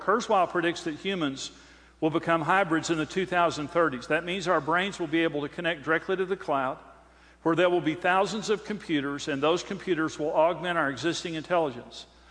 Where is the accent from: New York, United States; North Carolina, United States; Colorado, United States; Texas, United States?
Texas, United States; Amarillo; I'm from Amarillo